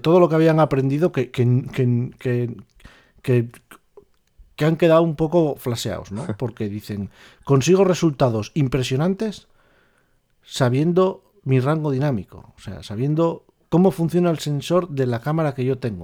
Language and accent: Spanish; northern Spain, Spain; nací aquí en el norte